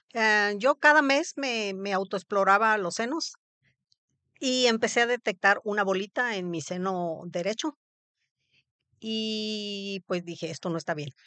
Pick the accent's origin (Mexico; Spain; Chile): Mexico; Papantla, Veracruz; also born or lived in Poza Rica; yo viví, nací en Papantla, Veracruz.